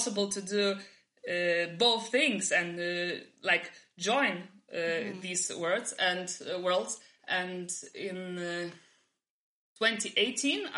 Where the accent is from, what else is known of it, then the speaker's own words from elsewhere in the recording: Vilnius, Vilnius County, Lithuania; moved away as an adult; also born or lived in Warsaw, Poland; now in Vilnius, Lithuania; I'm Polish, but I was born in Lithuania and like raised by this culture